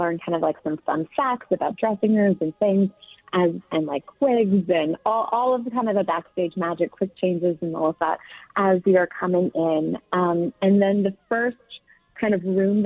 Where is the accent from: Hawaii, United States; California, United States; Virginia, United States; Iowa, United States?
California, United States; Southern; moved away as an adult; now in New York, United States; I grew up in Southern California